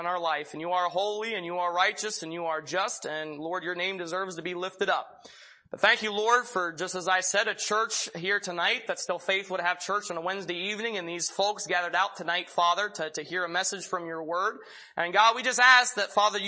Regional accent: Pennsylvania, United States; When I was young, I'm from Pennsylvania, and my best friend lived about a mile down the road

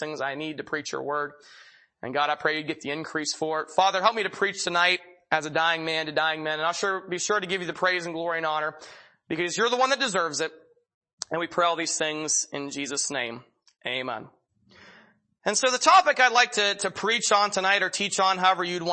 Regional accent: Pennsylvania, United States; moved away as an adult; now in Chehalis, United States; I'm originally from Pennsylvania. My dad is a pastor at a church there in southwestern Pennsylvania

